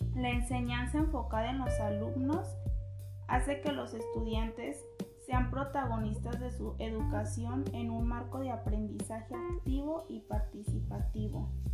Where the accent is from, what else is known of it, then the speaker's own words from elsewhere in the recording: Jamay, Jalisco, Mexico; soy de Jamay, Jalisco